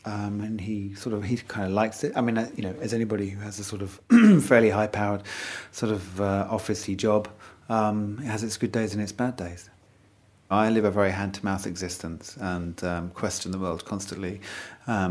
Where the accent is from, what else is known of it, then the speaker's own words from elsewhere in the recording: Essex, East of England, United Kingdom; also born or lived in North Wales; I was born in North Wales. I was raised in Essex.